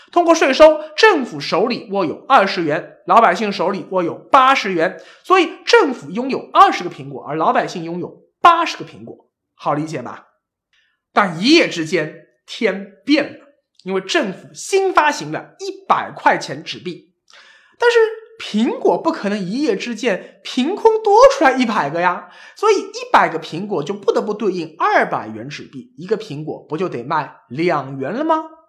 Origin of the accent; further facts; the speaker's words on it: China; 我们作为中国这样一个泱泱大国